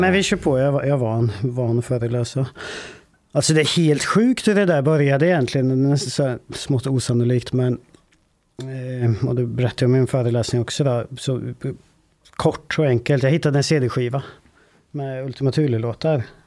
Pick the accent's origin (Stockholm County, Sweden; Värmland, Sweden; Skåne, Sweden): Värmland, Sweden; Vålberg; det är ett eh, ort som heter Vålberg. Ganska liten ort, 3000 invånare kanske. Där växte jag upp